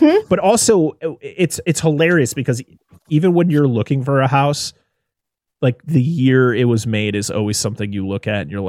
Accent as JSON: {"language": "English", "region": "New England", "country": "United States", "said": "I've seen many license plates in my state because I'm from New England and I live in New England."}